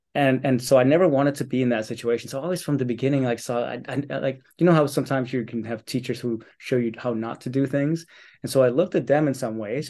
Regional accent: Copenhagen, Capital Region of Denmark, Denmark; I was born and raised here in Copenhagen

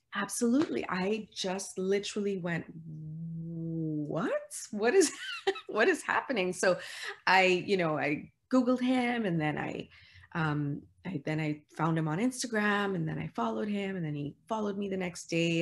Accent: Toronto, Ontario, Canada; moved away as an adult; also born or lived in New York City; I'm from Toronto

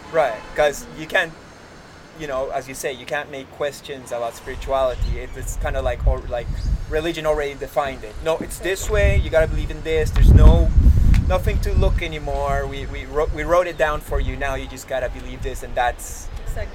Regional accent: Lima, Peru; also born or lived in Canada; We're, we're both from Lima

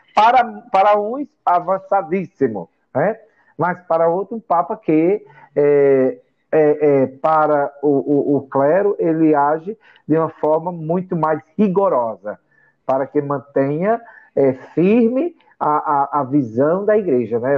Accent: Brejo da Madre de Deus, Pernambuco, Brazil; also born or lived in Sertânia; quando eu nasci em Sertânia, em, em 1970, né? E aí, com um ano e sete meses, minha avó é, me levou né, para a cidade chamada Brejo da Madre de Deus, onde ela me criou

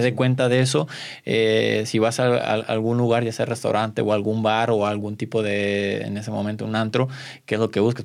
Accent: Mexico; como mexicanos

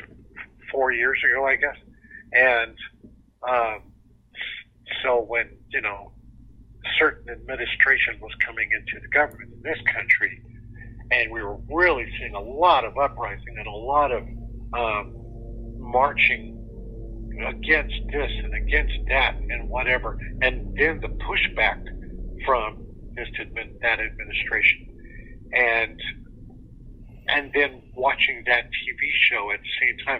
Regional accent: Southern California, United States; moved away as an adult; also born or lived in Kentucky; I grew up in Southern California

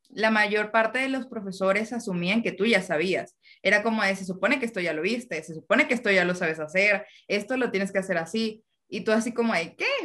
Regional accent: Venezuela; Hasta que llegó un punto que dije, voy a poner un cartel en la pared que diga, soy venezolana.

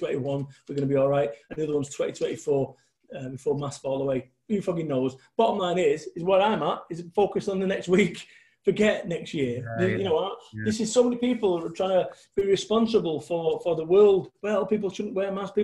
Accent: Manchester, North West England, United Kingdom; moved away as an adult; I had to move away from Manchester

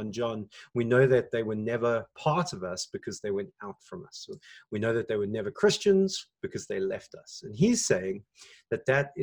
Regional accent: South Africa; as a South African

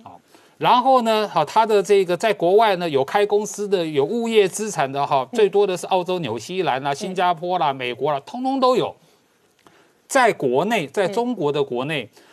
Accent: Taiwan; 我们台湾

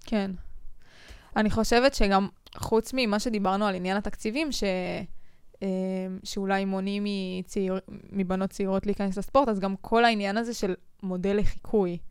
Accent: Israel

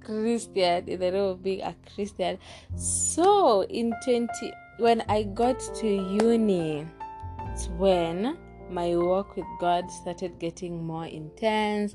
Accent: Kenya; I'm Kenyan

